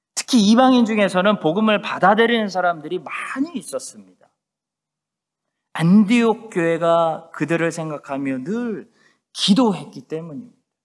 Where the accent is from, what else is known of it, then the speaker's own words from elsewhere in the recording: South Korea; now in Christchurch, New Zealand; 우리 한국 사람들만이 우리 디아스포라 이민자들만이